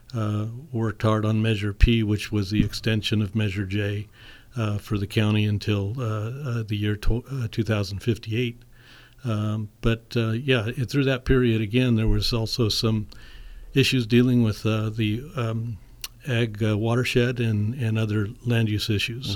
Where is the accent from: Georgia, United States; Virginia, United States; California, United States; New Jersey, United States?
California, United States; St. Helena; I was born and raised in St. Helena